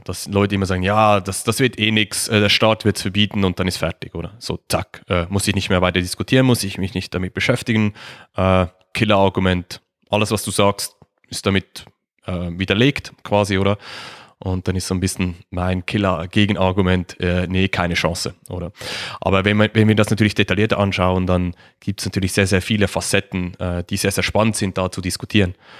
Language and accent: German; Switzerland; Wie man es wahrscheinlich hört, ich komme aus der Schweiz, ähm, sitze in der Nähe von Zürich.